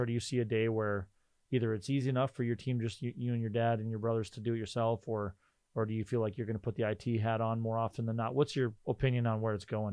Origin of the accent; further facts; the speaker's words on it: Rolla, North Dakota, United States; now in Fargo, United States; I grew up in Rolla